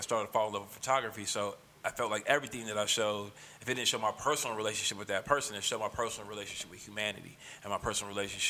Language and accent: English; Oakland, California, United States; Maxwell Park was like, it was one of them. It was one of them neighborhoods, bro, where it was like, it wasn't as chaotic as all the neighborhoods surrounding it